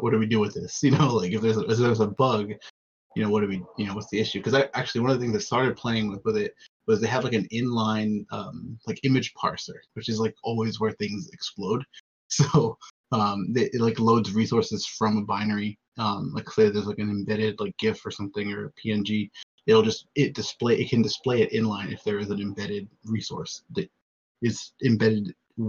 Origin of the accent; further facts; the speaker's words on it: United States; especially as an American